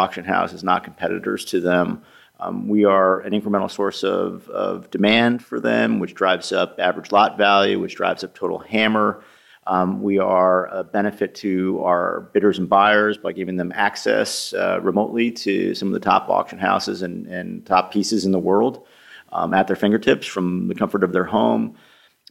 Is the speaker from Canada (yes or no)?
no; New York, United States; now in Boston, United States; I'm originally from New York.